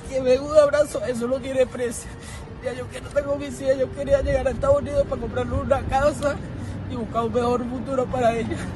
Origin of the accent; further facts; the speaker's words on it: Venezuela; moved away as an adult; now in Mexico; yo salí de Venezuela el, 17 de septiembre.